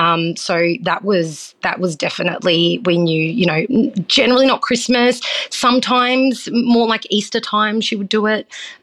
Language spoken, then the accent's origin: English; New South Wales, Australia; So I grew up on the Northern Rivers, so I had a very free sort of childhood, and my parents were very westernized. They're not very Italian, so they weren't very strict with us.